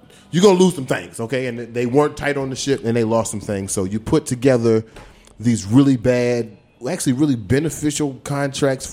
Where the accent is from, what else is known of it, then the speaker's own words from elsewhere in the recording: the South, United States; moved away; I'm coming from the South